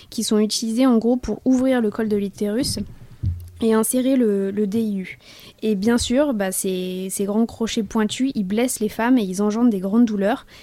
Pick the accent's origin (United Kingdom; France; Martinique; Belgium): United Kingdom; England; French is a second language; je suis anglaise.